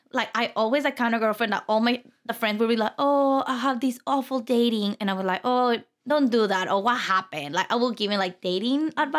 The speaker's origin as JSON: {"language": "English", "town": "Mexicali", "region": "Baja California", "country": "Mexico", "tie": "born or raised there", "second_language": "English", "moved": "as an adult", "lives_now": "Phoenix, United States", "said": "So I was born and raised in Mexico, mm-hmm. Mexicali, Baja California. Okay. Moved to Phoenix around 6 years now."}